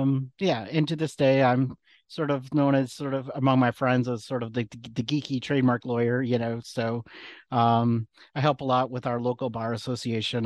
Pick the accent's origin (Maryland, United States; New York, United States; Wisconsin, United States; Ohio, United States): Wisconsin, United States; McFarland; moved away as an adult; now in Chicago, United States; I grew up outside of Madison, Wisconsin